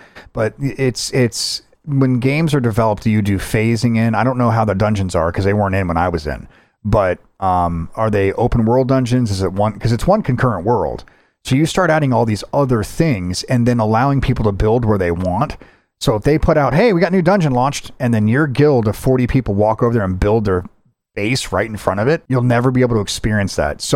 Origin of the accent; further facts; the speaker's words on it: United States; I'm an American